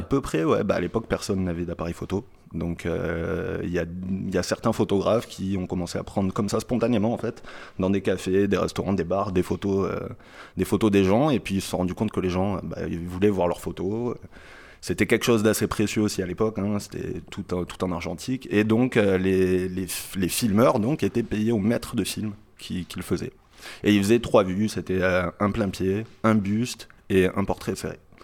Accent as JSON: {"language": "French", "town": "Marseille", "region": "Provence-Alpes-Côte d'Azur", "country": "France", "tie": "born or raised there", "said": "je suis de Marseille"}